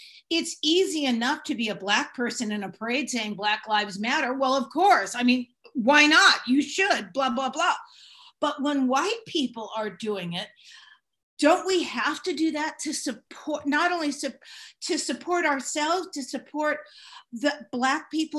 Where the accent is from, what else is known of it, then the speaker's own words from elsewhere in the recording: Marin County, California, United States; I grew up in Marin County